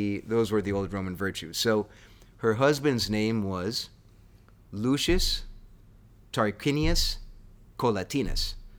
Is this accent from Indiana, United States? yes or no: no; Connecticut, United States; That's about the size of the town I grew up in Connecticut.